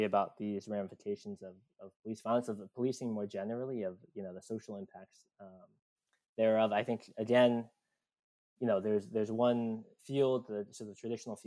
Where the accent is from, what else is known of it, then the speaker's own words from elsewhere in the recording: Virginia, United States; I grew up in Virginia